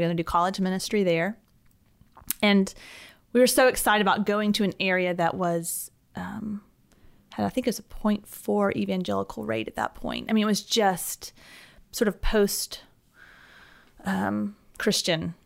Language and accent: English; Alpharetta, Georgia, United States; moved away as an adult; also born or lived in Atlanta, Georgia; now in Birmingham, United States; I grew up in a, a town just north of Atlanta called Alpharetta, and I, um, lived there my whole life.